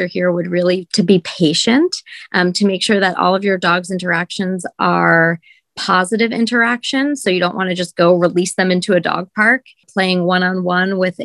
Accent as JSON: {"language": "English", "region": "New Jersey", "country": "United States", "also_born_or_lived": "California", "moved": "as an adult", "lives_now": "New York City, United States", "said": "I'm from New Jersey originally"}